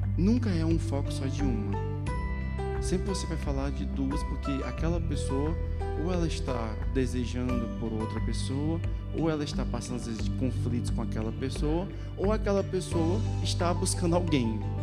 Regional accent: Ceará, Brazil; moved away; Eu sou cearense, nasci no Ceará, tive uma, tive, tive quase todo o meu ministério no Ceará

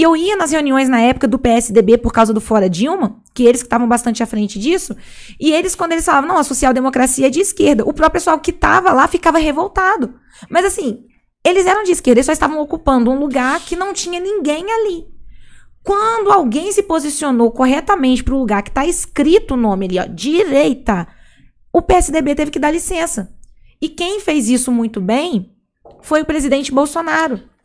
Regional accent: Juiz de Fora, Minas Gerais, Brazil; Sou de Juiz de Fora, Minas Gerais

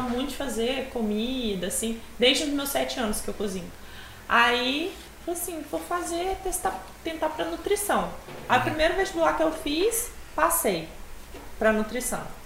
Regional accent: Venda Nova do Imigrante, Espírito Santo, Brazil; also born or lived in Rio de Janeiro; eu sou de Venda Nova do Imigrante, uma cidade perto daqui. É, moro lá desde pequena, só saio para estudar

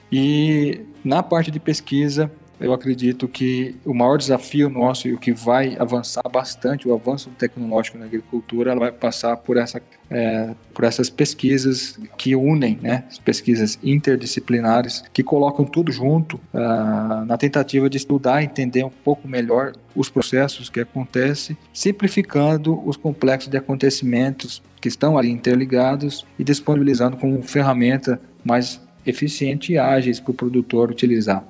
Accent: Piracicaba, São Paulo, Brazil; eu sou de Piracicaba

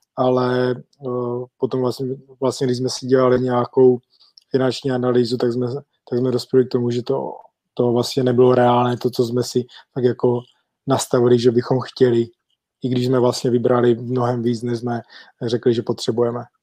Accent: Czechia; moved away as an adult; also born or lived in England; now in Olomouc, Czech Republic

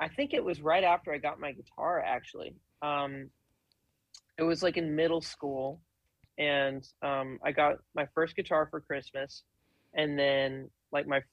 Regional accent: Tyler, Texas, United States; also born or lived in Dallas, Texas; We lived in Dallas for around 10 years, so I sort of grew up in Dallas, but most of like my core memories are in Tyler

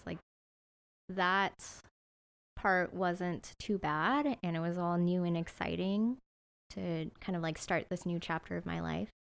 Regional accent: San Jose, California, United States; also born or lived in Santa Barbara, United States; now in Sacramento, United States; I grew up in San Jose

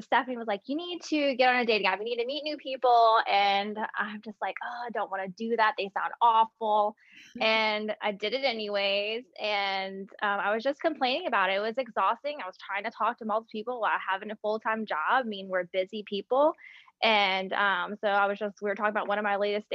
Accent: St. Charles Parish, Louisiana, United States; I grew up in St. Charles Parish, a little outside

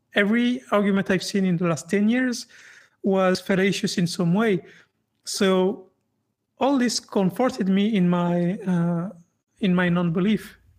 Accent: France; I grew up in France, and France is a very, very secular country.

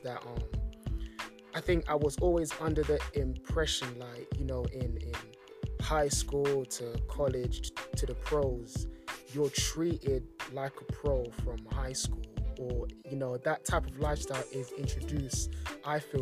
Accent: London, United Kingdom; me being born and raised in London

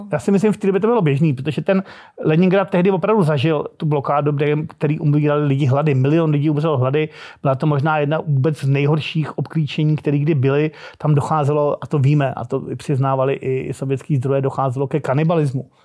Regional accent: Prague, Czechia; u nás na Proseku, kde teda jsme byli sídlišní krysy

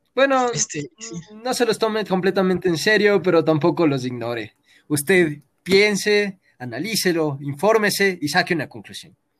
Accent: Quito, Pichincha, Ecuador; todos somos ecuatorianos, nacimos en Quito

